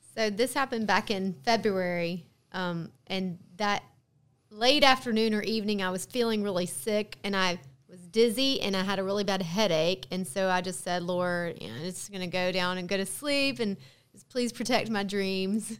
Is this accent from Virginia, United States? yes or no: no; Hoover, Alabama, United States; from Birmingham. I grew up in Hoover.